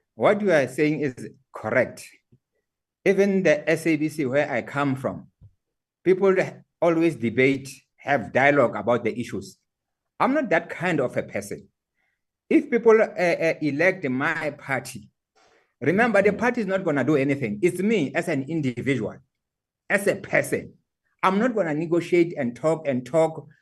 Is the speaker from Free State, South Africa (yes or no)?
yes; Qwaqwa, Maluti-a-Phofung, Free State, South Africa; I come from Kwakwa and I'm very proud that I come from that uh, area of uh, uh, Maluti, Apofu